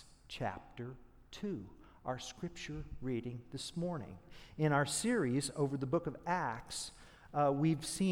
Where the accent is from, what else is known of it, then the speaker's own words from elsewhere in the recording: Oklahoma, United States; I'm from Oklahoma